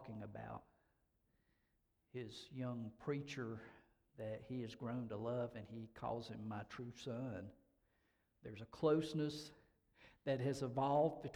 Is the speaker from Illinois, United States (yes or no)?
no; Hendersonville, North Carolina, United States; I grew up in Hendersonville, North Carolina